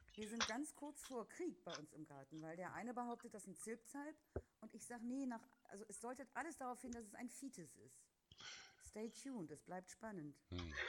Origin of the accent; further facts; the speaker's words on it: West Germany, Germany; als Wessi